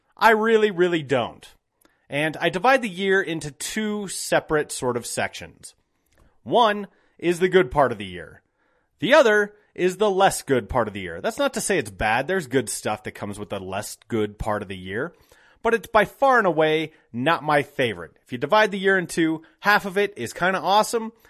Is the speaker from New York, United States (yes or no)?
no; Golden, Colorado, United States; I grew up here. I grew up in Golden.